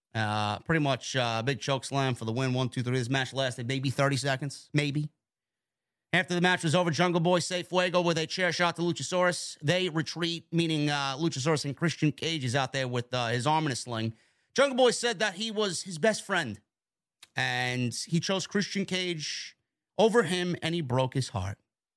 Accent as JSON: {"language": "English", "town": "Toronto", "region": "Ontario", "country": "Canada", "tie": "born or raised there", "said": "It's going to be in my hometown next week in Toronto, Ontario, Canada."}